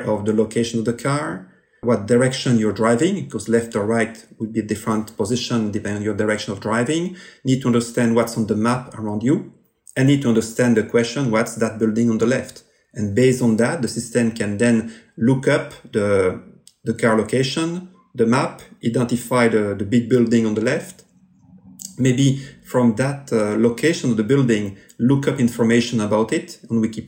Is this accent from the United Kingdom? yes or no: no; Belgium; accent: French; English is a second language